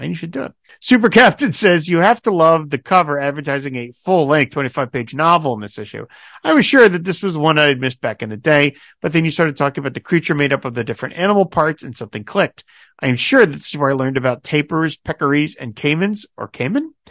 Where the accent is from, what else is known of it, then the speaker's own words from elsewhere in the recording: Appalachia, United States; I grew up in Appalachia and in a very small town and bought comics off the spinner rack at our local news center.